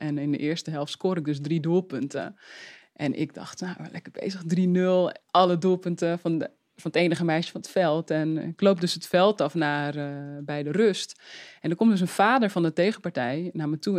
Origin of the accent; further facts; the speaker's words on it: Uithoorn, North Holland, Netherlands; ik ben opgegroeid in Uithoren. Dus dat lag eh, in de buurt van Amsterdam